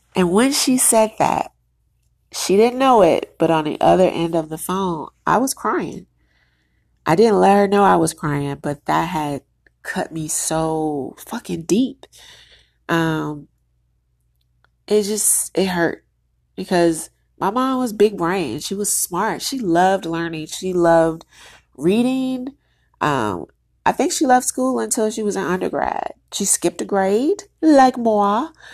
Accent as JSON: {"language": "English", "country": "United States", "said": "I'm Black American"}